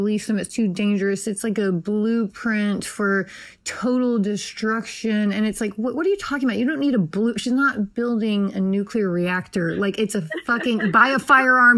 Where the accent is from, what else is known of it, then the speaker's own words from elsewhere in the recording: Nashville, Tennessee, United States; I was born in Nashville